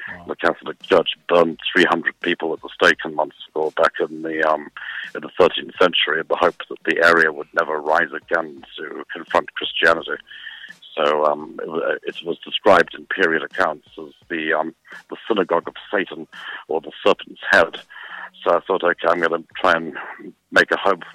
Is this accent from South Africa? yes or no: yes; South Africa; moved away as an adult; also born or lived in England; I was born in South Africa, fled South Africa at the time of the apartheid era, got political asylum in England